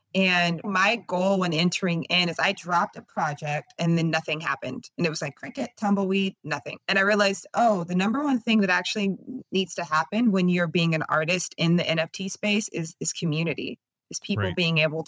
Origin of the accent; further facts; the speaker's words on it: California, United States; now in Oakland, United States; So I live in Oakland, California, and I moved up here from SoCal